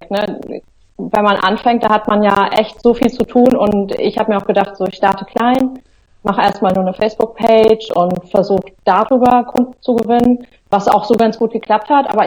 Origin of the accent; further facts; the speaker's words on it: Central Germany, Germany; now in Hamburg, Germany; Ich wohne seit zehn Jahren in Hamburg. Ich komme eigentlich aus, sag mal, Mitteldeutschland.